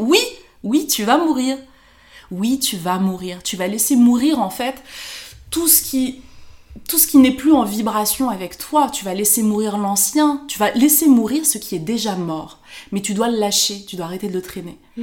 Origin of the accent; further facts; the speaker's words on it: France; je rentrais euh, en vacances au Maroc, on me faisait comprendre que ben non, j'étais de France